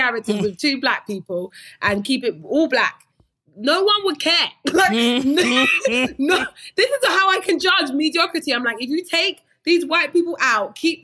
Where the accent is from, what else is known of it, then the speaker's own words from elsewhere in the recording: United Kingdom; moved away as an adult; also born or lived in London; now in United States; as a kid growing up, like I felt African-American because in Britain